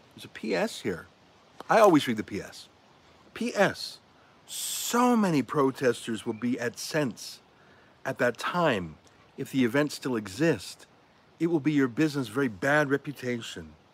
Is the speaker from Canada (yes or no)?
yes; Toronto, Ontario, Canada; I come from Toronto, a city that is one of the most neurotic in the country